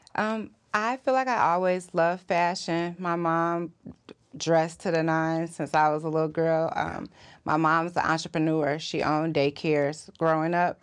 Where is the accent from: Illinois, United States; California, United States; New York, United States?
Illinois, United States; Chicago; Where I'm from Chicago